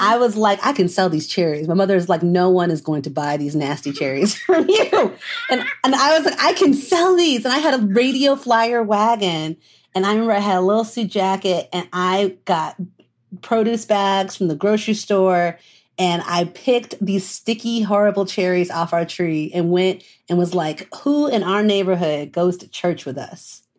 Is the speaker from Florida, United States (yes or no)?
no; Dayton, Ohio, United States; also born or lived in Delaware, Ohio; now in Chicago, United States; I'm from Southern Ohio originally. Um, like Dayton, Ohio